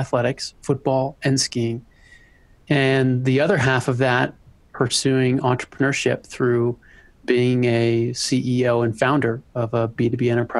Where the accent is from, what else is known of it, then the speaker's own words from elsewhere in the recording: Colorado, United States; also born or lived in Boulder, Colorado; I was born and raised in Colorado and still living in Boulder, Colorado, although I've had a couple stops along the way to come back to Colorado.